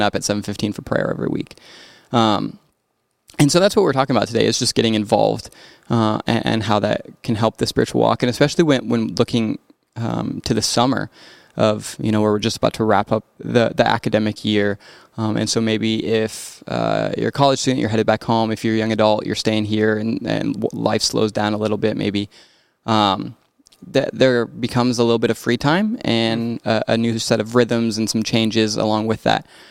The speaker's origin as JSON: {"language": "English", "town": "Rapid City", "region": "South Dakota", "country": "United States", "tie": "born or raised there", "moved": "yes", "lives_now": "Brookings, United States", "said": "growing up in Rapid"}